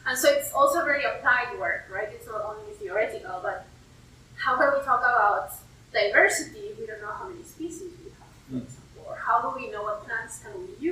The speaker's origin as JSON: {"language": "English", "country": "Peru", "moved": "yes", "lives_now": "West Virginia, United States", "said": "I'm originally from Peru"}